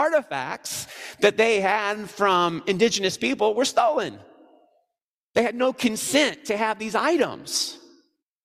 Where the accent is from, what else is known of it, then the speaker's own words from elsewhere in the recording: Missouri, United States; I'm from Missouri